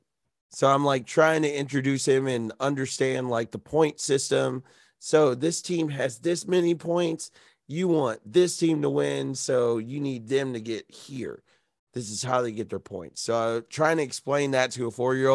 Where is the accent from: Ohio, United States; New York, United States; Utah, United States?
Ohio, United States; We're from Ohio